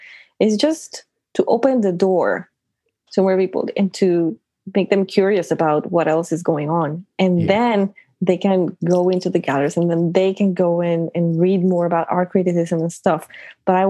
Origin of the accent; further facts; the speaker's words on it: outskirts of Mexico City, Mexico; moved away as an adult; now in Toronto, Canada; I'm from Mexico City. Mm-hmm. I never really lived in Mexico City. I lived in the outskirts of Mexico City